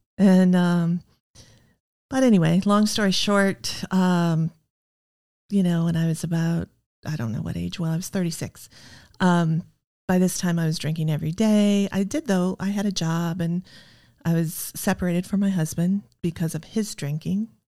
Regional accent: Iowa, United States; I grew up in the Midwest in Iowa in the sixties

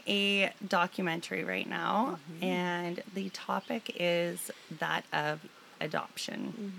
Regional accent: Lower Mainland, British Columbia, Canada; moved away as an adult; now in Kelowna, Canada; I was born in Kelowna, but I was picked up from the hospital and then transplanted into the Lower Mainland. That's where I grew up.

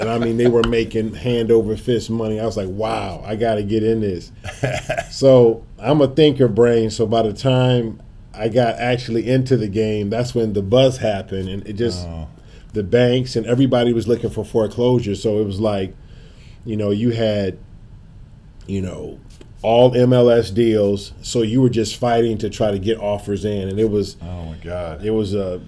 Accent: St. Louis, Missouri, United States; moved away as an adult; also born or lived in Tallahassee, Florida / South Florida; now in St. Louis, United States; I'm from St. Louis originally.

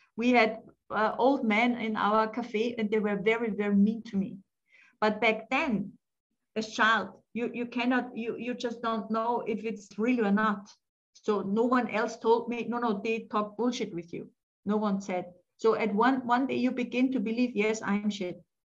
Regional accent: Austria; born or raised there; English is a second language; also born or lived in France

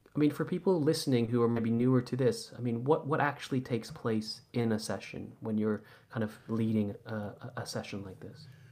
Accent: Santa Monica, California, United States; now in London, United Kingdom; I'm originally from Santa Monica, so I, you know, I grew up in Santa Monica in the late eighties and nineties.

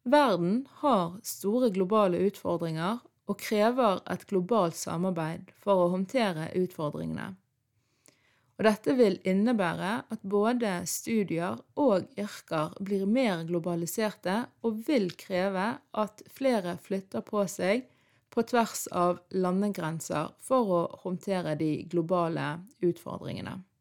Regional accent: Norway; ungdom som er født og oppvokst i Norge, men har foreldre fra andre land, sånn som meg sjøl

